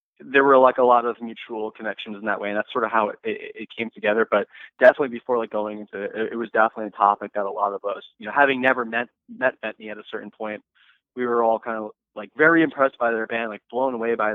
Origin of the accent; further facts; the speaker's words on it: New Jersey, United States; we're from New Jersey